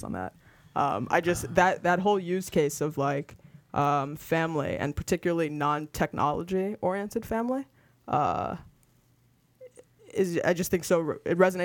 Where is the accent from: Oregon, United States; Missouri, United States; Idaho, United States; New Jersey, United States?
New Jersey, United States; moved away as an adult; now in San Francisco, United States; I'm from New Jersey. I've been in San Francisco now for 4.5 years, but I grew up and went to school on the East Coast